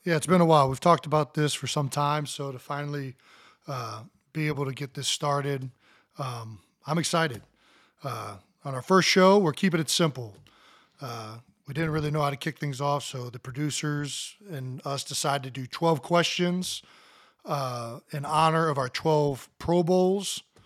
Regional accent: Cleveland Heights, Ohio, United States; moved away as an adult; We grew up in Cleveland Heights, Ohio

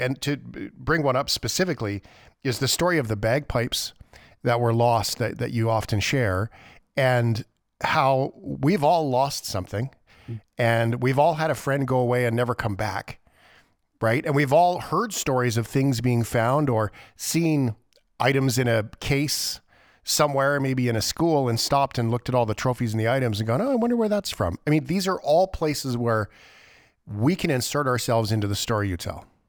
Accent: Canada; as a Canadian

